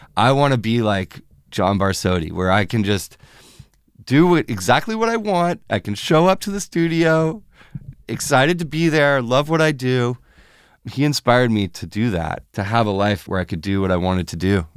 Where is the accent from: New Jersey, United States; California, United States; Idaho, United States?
California, United States; Fairfax; moved away as an adult; also born or lived in San Francisco; now in Los Angeles, United States; Bay Area, yeah, I grew up in the North Bay and West Marin over there in Fairfax, San Anselmo area